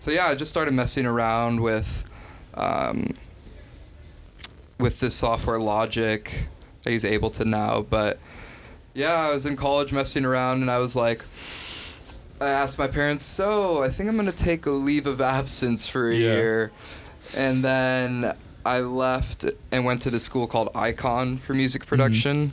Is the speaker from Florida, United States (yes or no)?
no; Los Angeles, California, United States; I'm from LA. And born and raised there